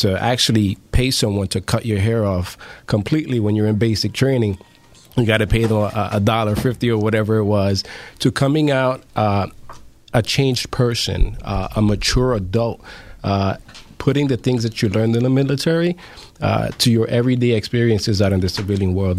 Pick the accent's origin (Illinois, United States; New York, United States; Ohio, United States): New York, United States; New York City; I grew up in the in the South Bronx in uh, Bronx River Housing Project